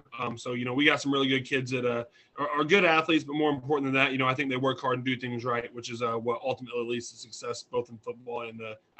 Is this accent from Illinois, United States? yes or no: yes; Illinois, United States; moved away as an adult; also born or lived in Princeton, Missouri / Farmington, Missouri; now in Hamilton, United States; I'm from Illinois originally. Grew up over there. I played high school and small college ball over there.